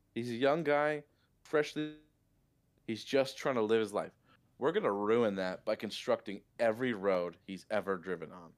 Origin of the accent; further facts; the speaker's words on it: Michigan, United States; As we live in the st-, in the glorious, wonderful mitten-shaped state of Michigan